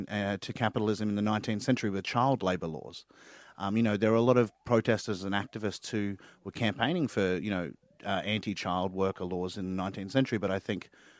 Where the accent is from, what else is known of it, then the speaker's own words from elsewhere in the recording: Queensland, Australia; I mean, I'm from Queensland and the only time you're ever allowed to promote yourself is, you know, promoting Origin and that you've watched it.